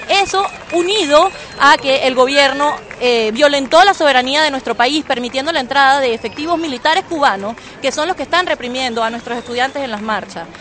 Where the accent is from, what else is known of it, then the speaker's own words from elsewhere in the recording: Venezuela; moved away as an adult; now in Barcelona, Spain; yo a mis 29 años tuve que salir de mi país